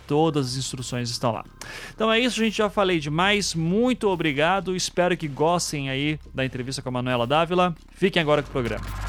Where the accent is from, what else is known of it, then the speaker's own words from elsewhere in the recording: Curitiba, Paraná, Brazil; eu sou de Curitiba